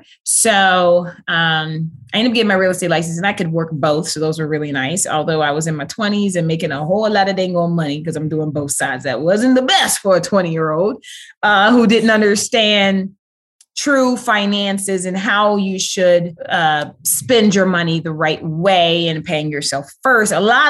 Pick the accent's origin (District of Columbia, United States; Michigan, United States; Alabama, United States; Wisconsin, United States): District of Columbia, United States; Washington; Actually, it was a culture shock when I moved down to Georgia, moving from DC.